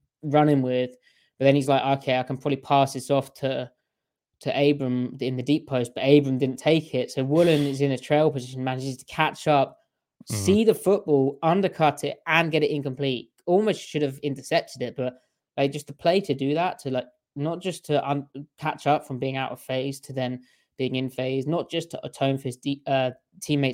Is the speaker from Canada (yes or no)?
no; United Kingdom; I'm the British boy